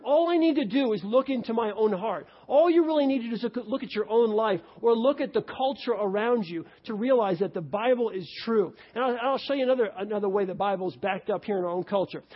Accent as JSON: {"language": "English", "region": "New York", "country": "United States", "tie": "born or raised there", "moved": "yes", "lives_now": "Cincinnati, United States", "said": "I grew up in New York."}